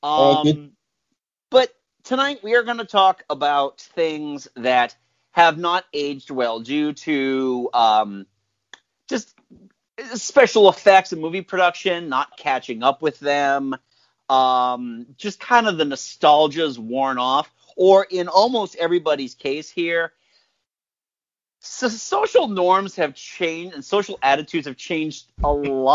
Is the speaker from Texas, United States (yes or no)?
no; Massachusetts, United States; We're all from Massachusetts. We're all from the same area in Massachusetts that he's from